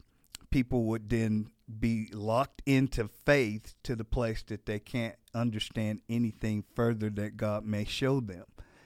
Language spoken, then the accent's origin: English; Gary, Indiana, United States; Yeah, I'm from Gary, Indiana, originally, just outside of Chicago, probably about a half an hour from Chicago.